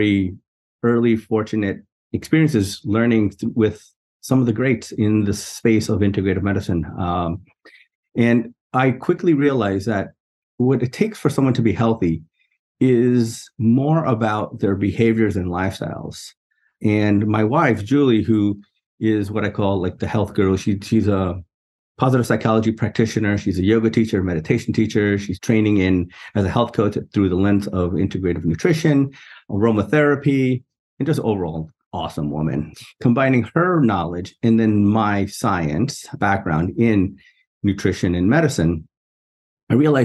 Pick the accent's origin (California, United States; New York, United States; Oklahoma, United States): New York, United States; New York City; I grew up in New York City, in a borough called Queens, in a neighborhood called Jackson Heights